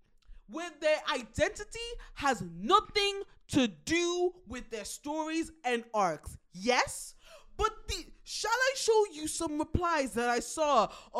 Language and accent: English; Colombia; Cuba, and I am from Colombia. Okay, soy de Colombia.